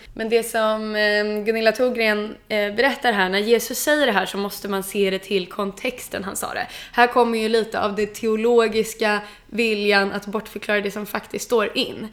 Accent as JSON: {"language": "Swedish", "country": "Sweden", "said": "jag som är svensk"}